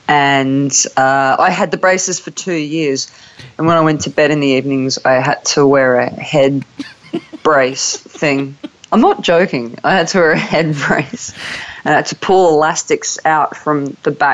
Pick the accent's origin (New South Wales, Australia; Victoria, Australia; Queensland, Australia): New South Wales, Australia; Newcastle; moved away as an adult; now in London, United Kingdom; I was born in Newcastle, Australia.